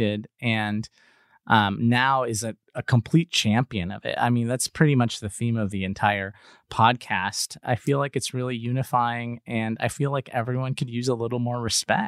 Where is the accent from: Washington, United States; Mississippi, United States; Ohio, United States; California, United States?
California, United States; Los Angeles; I'm Cuban American growing up in Los Angeles